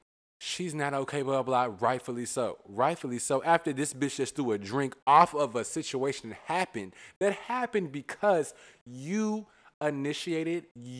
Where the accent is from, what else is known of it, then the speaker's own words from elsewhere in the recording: Virginia, United States; I'm clearly from Virginia.